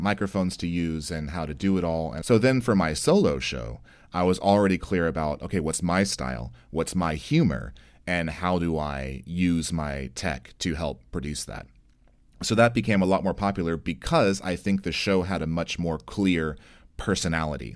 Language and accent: English; United States; I'm an American